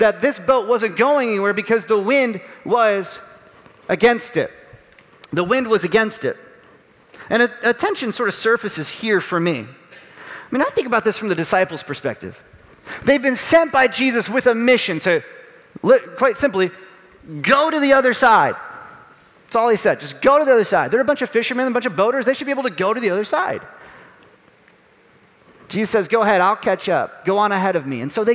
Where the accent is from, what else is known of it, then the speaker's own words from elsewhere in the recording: Chicago, Illinois, United States; Growing up around the Chicago area